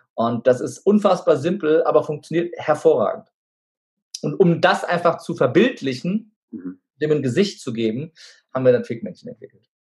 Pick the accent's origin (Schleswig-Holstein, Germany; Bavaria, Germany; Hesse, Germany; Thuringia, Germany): Hesse, Germany; Wiesbaden; ich bin gebürtiger Wiesbadener, ich spreche kein Wort Türkisch, auch wenn ich einen türkischen Namen habe